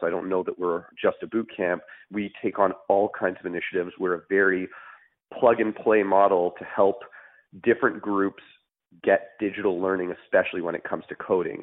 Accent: Montreal, Quebec, Canada; moved away; I'm originally from Montreal

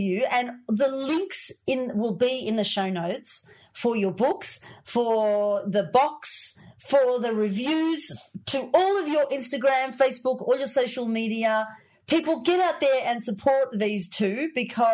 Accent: Australia; I'm from Australia

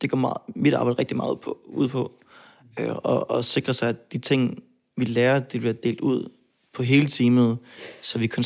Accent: Odense, Southern Denmark, Denmark; Jeg kommer fra Fyn. Altså, det, det, det er jeg

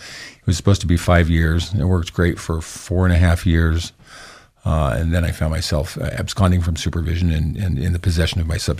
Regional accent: Idaho Falls, Idaho, United States; also born or lived in Logan, Utah / Sweden; I was born in Idaho Falls in 1965 to very young parents. Mm-hmm. I grew up in Idaho Falls in Logan, Utah. I came from a very faithful home of, you know, all my ancestors are Mormons.

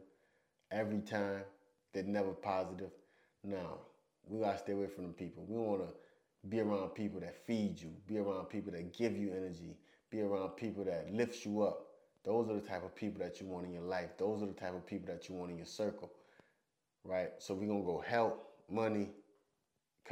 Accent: United States; moved away as an adult; I'm American

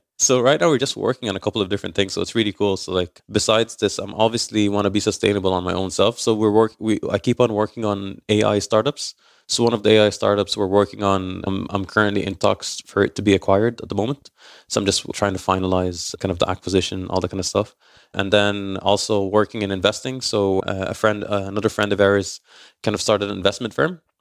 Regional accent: Ireland; I'm raised in Ireland

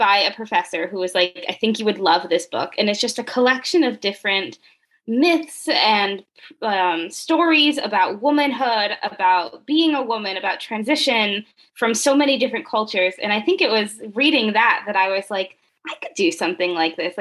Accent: Richmond, Virginia, United States; moved away as an adult; also born or lived in Elon, North Carolina; now in San Diego, United States; I grew up in Richmond, Virginia, one of the least Latino places that I've ever been

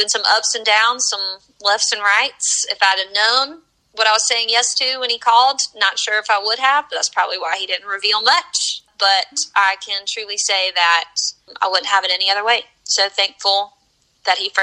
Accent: the South, United States; also born or lived in North Carolina / South Carolina; I grew up in church here in the South. I'm from North Carolina.

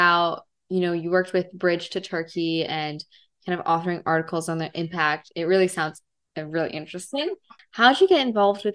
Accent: United States; I was born in America, but I'm, part Middle Eastern or Persian

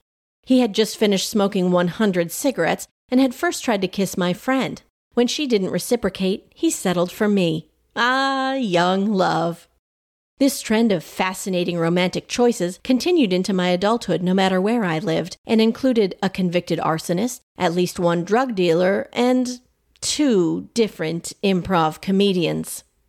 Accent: Thief River Falls, Minnesota, United States; moved away; This is my hometown, the most interesting place on Earth.

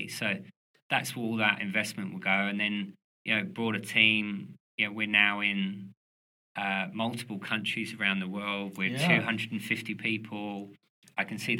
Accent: London, United Kingdom; moved away; I'm originally from London

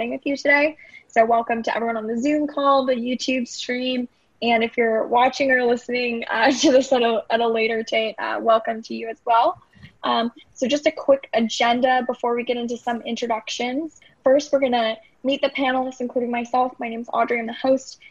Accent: Denver, Colorado, United States; I'm from Denver

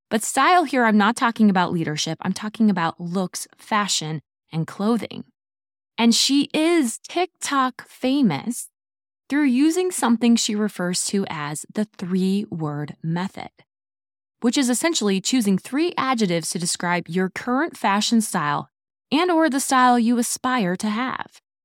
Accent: Midwest, United States; I am from the Midwest

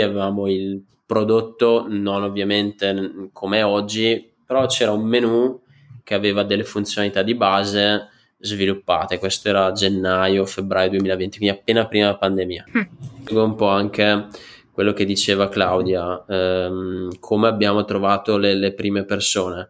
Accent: Franciacorta, Brescia, Lombardy, Italy; accent: Brescian; le mie origini purtroppo non riesco a mascherarle dal mio accento bresciano. Da sempre praticamente vivo in, eh, in Francia Corta

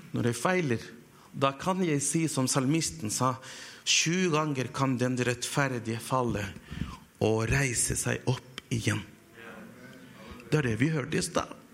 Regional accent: Chile; now in Hamar, Norway; jeg kommer fra Chile

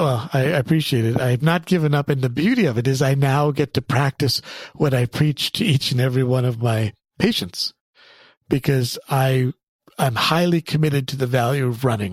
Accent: Canada; I grew up in Canada

